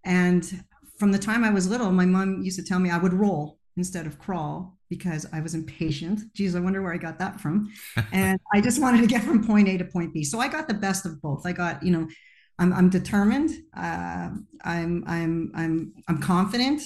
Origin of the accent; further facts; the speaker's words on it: Montreal, Quebec, Canada; I was born in Montreal, Quebec, Canada